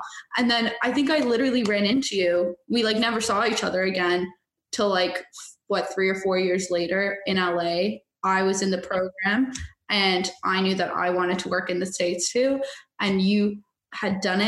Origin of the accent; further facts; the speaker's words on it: Canada; I'm Canadian